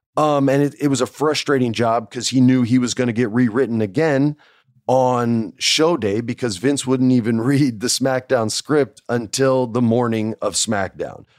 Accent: New Mexico, United States; I grew up in New Mexico

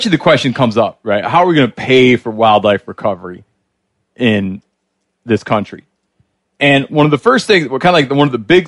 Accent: Great Lakes, United States; I think it, like where I grew up in the Great Lakes, the non-natives you don't want are getting almost as numerous as the non-natives people did want.

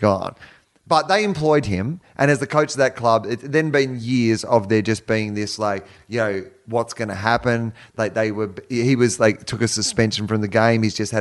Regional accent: Victoria, Australia; moved away; also born or lived in Canberra; I'm from Victoria.

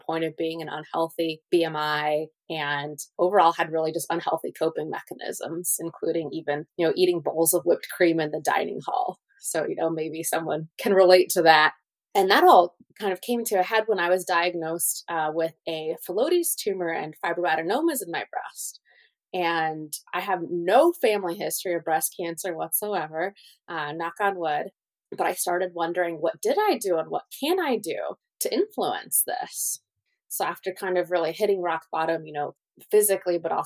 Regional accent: Colorado, United States; also born or lived in Russia; I was born in Russia, which is where I really had my first experience and exposure to integrative medicine, just with my family using herbs and cupping and other cultural remedies, in addition to going to the doctor. And then growing up mostly in Colorado

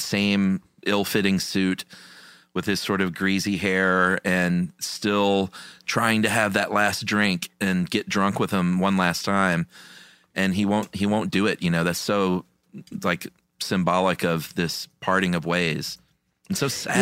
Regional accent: United States; as an American

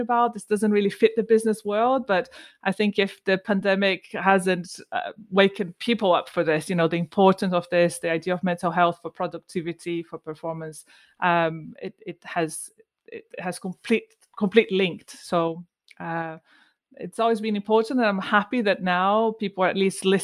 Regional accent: Brazil; moved away as an adult; also born or lived in Bristol, United Kingdom; now in United Kingdom; I'm from Brazil.

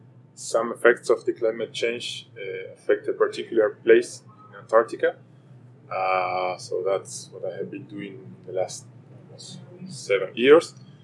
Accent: Argentina; also born or lived in Ushuaia; I am from Argentina. I actually live in Ushuaia, so the place where we set our way to Antarctica. And I moved there for finishing my PhD in 2018.

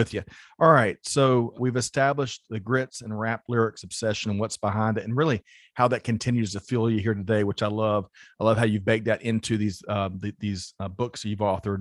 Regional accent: South Carolina, United States; I grew up in South Carolina

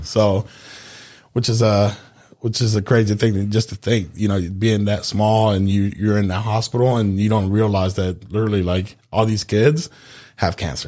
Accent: Memphis, Tennessee, United States; born or raised there; moved away as an adult; also born or lived in Honduras; now in Florida, United States

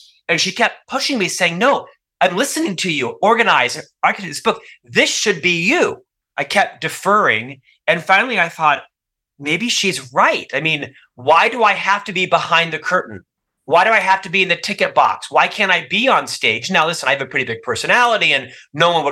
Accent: Orlando, Florida, United States; moved away as an adult; also born or lived in Provo, Utah; born and raised in Orlando, Florida

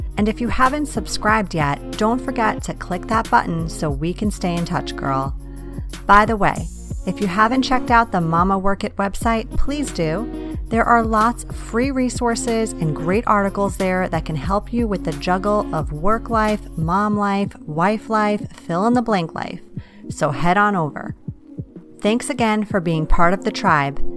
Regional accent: East Coast, United States; born or raised there; now in West Coast, United States

